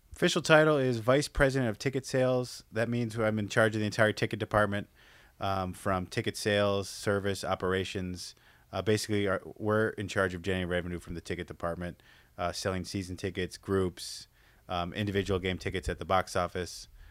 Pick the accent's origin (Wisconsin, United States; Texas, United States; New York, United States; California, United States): Wisconsin, United States; Madison; moved away as an adult; now in Las Vegas, United States; I grew up in Madison, Wisconsin, born and raised, uh, lived there for eighteen